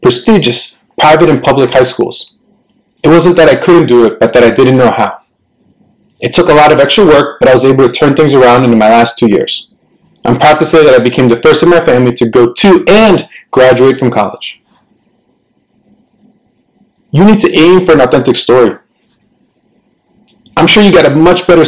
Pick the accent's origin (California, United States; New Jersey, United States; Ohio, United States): New Jersey, United States; Cliffside Park; first language Spanish; English is a second language; I was born and raised in Cliffside Park, New Jersey